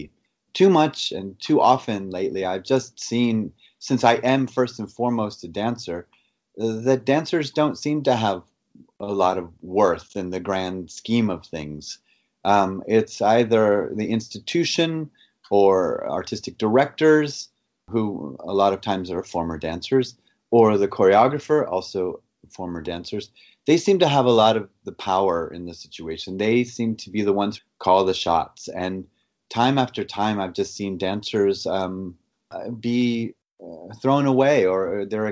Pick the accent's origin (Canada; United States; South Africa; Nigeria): United States; now in Frankfurt, Germany; I'm here based in Europe. I am American.